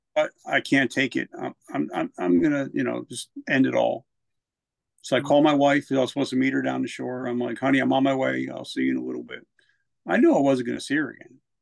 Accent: New Jersey, United States; moved away as an adult; also born or lived in South Carolina; I'm from Jersey, so I had a smart mouth

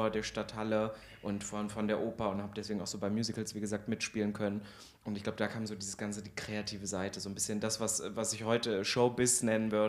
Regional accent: Thuringia, Germany; also born or lived in Halle; wir kommen eigentlich aus der Nähe vom Kiffhäuser und mein Vater hat da in einem Dorf oder wohnt da auch noch, das heißt Rosbabender und da haben wir einen großen Sitz, also 100 Mann Dorf wirklich am Arsch der Heide.

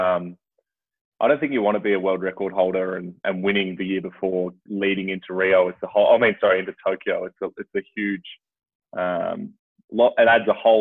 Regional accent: Port Lincoln, South Australia, Australia; when I was growing up in Port Lincoln as a kid

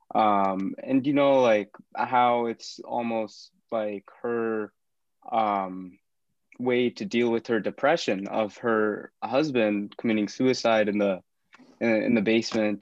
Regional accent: Kansas, United States; I'm from Kansas, I'm from the Midwest

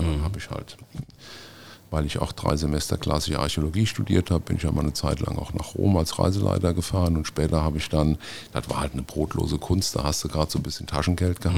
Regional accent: Montabaur, Rhineland-Palatinate, Germany; Also ich bin gebürtig äh, aus Munterbauer, ein aufrechter Westerwälder, wie man so schön sagt. Ähm, da bin ich äh, auch aufgewachsen

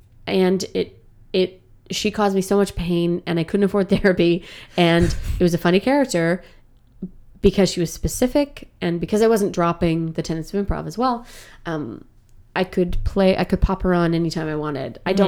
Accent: Canada; Like, I'm a Canadian actor, for God's sake.

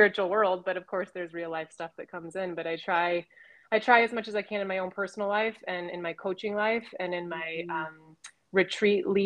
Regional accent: Colorado, United States; also born or lived in Northern California; growing up in Colorado 40 years ago

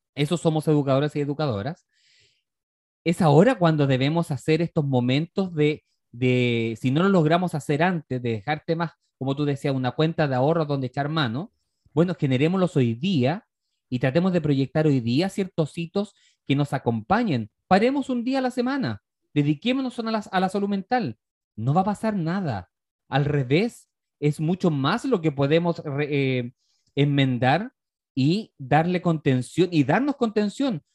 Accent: Chile; nosotros como sociedad chilena

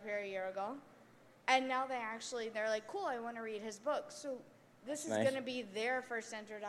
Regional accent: South Louisiana, United States; moved away as an adult; now in Canada; I'm from South Louisiana, where they don't have hockey.

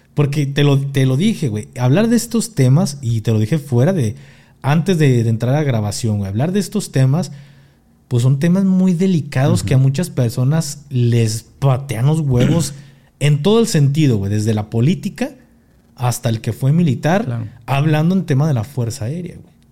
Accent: Mexico; now in Mexico City, Mexico; soy mexicano

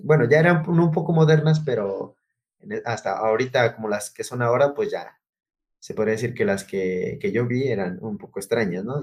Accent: Oaxaca, Mexico; moved away; Originario de Oaxaca. No, no, no del centro. No, no, no. Ya es como las orillas, las orillas de Oaxacán, ya casi. Ah, ahora sí que relativamente ya colindando casi con Puebla

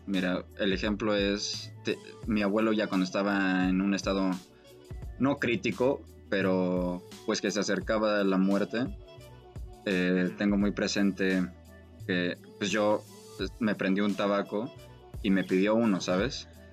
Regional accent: Mexico; yo mínimo como mexicano

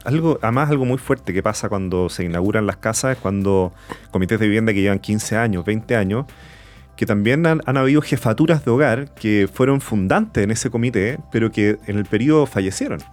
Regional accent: Santiago, Santiago Metropolitan Region, Chile; toda mi infancia y mi vida crecí en Providencia

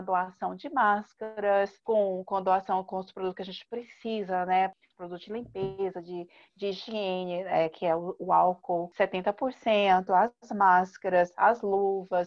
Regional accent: Brazil; a gente como brasileiro

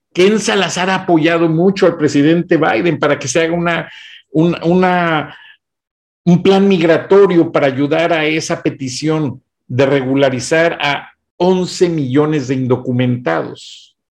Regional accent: Mexico

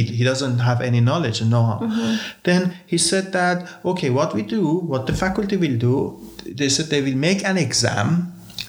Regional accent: Iran; now in Tartu, Estonia; I am from Middle East. I'm Jew.

